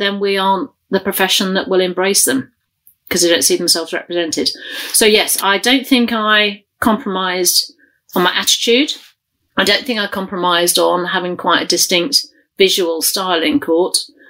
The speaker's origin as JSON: {"language": "English", "region": "London", "country": "United Kingdom", "accent": "London", "said": "The one thing I do regret dropping is I lost my accent. And with hindsight, I think that's a really big mistake to me. Because my home accent is very, very London, really London."}